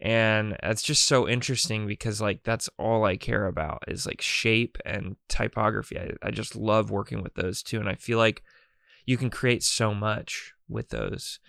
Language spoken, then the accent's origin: English; North Carolina, United States; I'm growing up in North Carolina